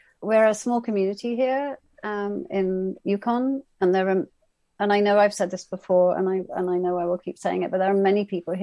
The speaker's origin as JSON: {"language": "English", "region": "England", "country": "United Kingdom", "said": "I'm from England, from the UK, where the class system is very alive and kicking"}